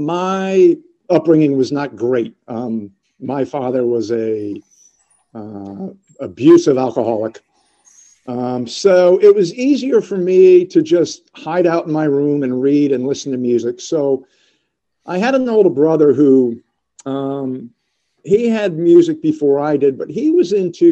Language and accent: English; United States; that's one of the benefits of growing up outside of New York City in the, you know, the late 50s, early 60s.